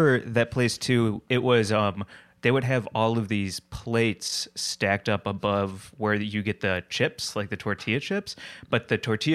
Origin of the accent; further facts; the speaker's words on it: St. Louis, Missouri, United States; I grew up in St. Louis, Missouri.